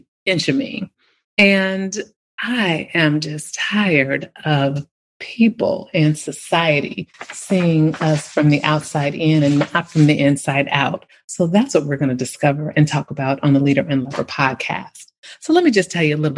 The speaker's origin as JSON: {"language": "English", "area": "Bay Area", "region": "California", "country": "United States", "tie": "born or raised there", "said": "I remember growing up in the Bay Area during 70s"}